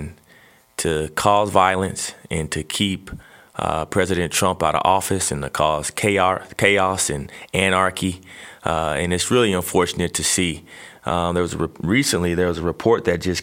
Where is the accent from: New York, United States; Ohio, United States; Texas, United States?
Texas, United States; growing up in Texas as a young kid